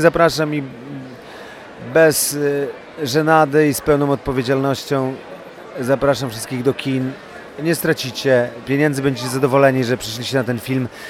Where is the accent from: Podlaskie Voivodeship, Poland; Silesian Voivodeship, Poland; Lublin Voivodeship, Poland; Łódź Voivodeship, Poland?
Łódź Voivodeship, Poland; Łódź; jestem chłopakiem z Łodzi z Bałt, więc to jak się wypija z mlekiem matki te pewne zachowania